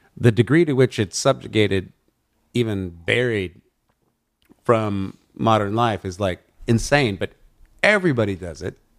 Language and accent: English; Amarillo, Texas, United States; also born or lived in New Orleans; now in Los Angeles, United States; i haven't been back to my hometown of amarillo west texas in a long time